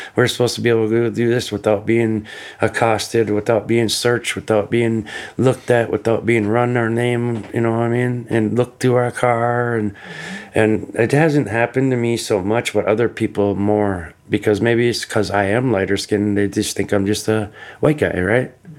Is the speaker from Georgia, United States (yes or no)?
no; Minnesota, United States; also born or lived in California / Mille Lacs, Minnesota / Leech Lake, Minnesota; I was born in California, brought to Minnesota when I was a little kid, and raised on the res